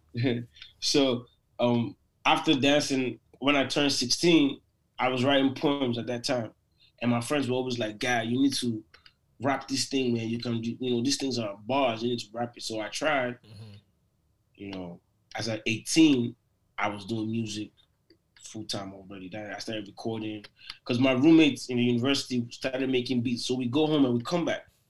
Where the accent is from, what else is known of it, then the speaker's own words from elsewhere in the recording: Lagos, Nigeria; moved away as an adult; also born or lived in Port Harcourt, Nigeria; now in United States; I was born in Lagos, raised in Lagos.